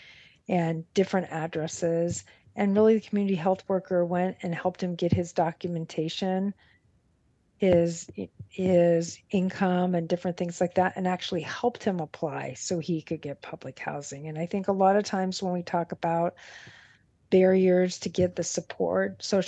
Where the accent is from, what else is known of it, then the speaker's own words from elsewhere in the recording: Los Angeles, California, United States; I grew up in Los Angeles